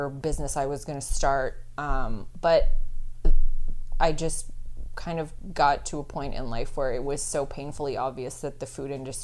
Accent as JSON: {"language": "English", "town": "Edmonton", "region": "Alberta", "country": "Canada", "tie": "born or raised there", "also_born_or_lived": "Nova Scotia", "moved": "as an adult", "lives_now": "Montreal, Canada", "said": "I born and raised in Edmonton, Alberta"}